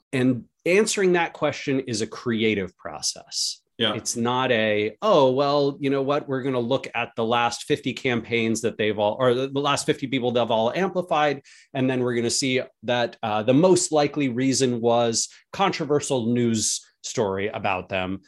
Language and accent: English; United States; as an American